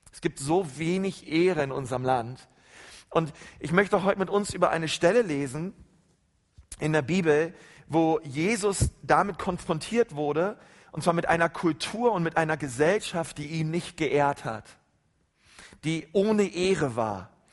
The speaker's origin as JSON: {"language": "German", "country": "Germany", "said": "bei uns in Deutschland"}